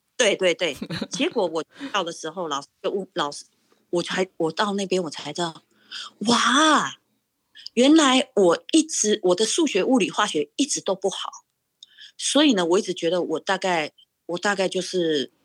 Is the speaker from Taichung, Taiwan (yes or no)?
no; Pingtung County, Taiwan; moved away as an adult; also born or lived in Taipei / New York; now in Massachusetts, United States; 我是土生土长的屏东人，然后呢，我是在，呃，国中，呃，国中，我是统考生，然后我是十六岁，啊，离开家到台北国立艺专去读书